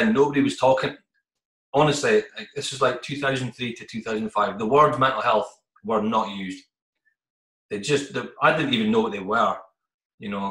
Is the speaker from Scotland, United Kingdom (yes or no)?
yes; northeast of Scotland, United Kingdom; being Scottish and coming from the northeast of Scotland